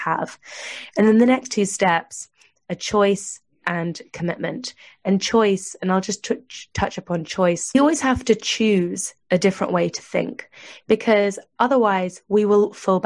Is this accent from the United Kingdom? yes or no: yes; United Kingdom; I'm British